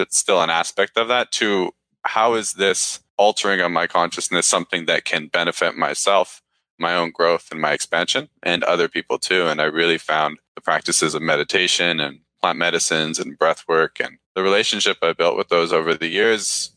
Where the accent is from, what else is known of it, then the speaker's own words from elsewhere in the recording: Langley, British Columbia, Canada; moved away as an adult; also born or lived in Toronto; Born and raised in British Columbia, grew up in a fairly small town of Langley